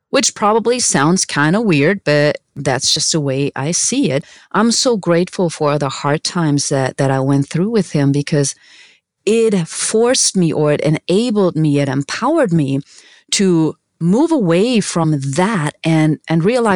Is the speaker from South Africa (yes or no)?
no; Germany; English is a second language; moved away as an adult; now in United States; I am originally from Germany, born to an amazing mom